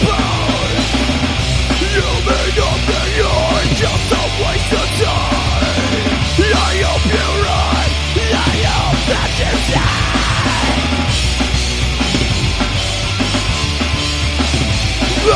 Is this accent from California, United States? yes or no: yes; Sugarloaf, California, United States; we're from Big Bear, small little town called Sugarloaf right next to it